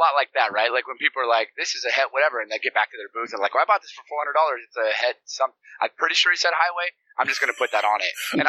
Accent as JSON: {"language": "English", "region": "Colorado", "country": "United States", "said": "I'm from Colorado. I'm from Colorado."}